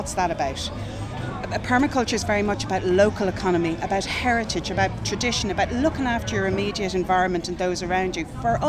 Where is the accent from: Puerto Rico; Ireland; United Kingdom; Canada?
Ireland; Dublin, Leinster; also born or lived in Donegal; now in Gorey, Ireland; I came from Dublin originally, from Donegal in Dublin. But my family are everywhere, so it doesn't really matter.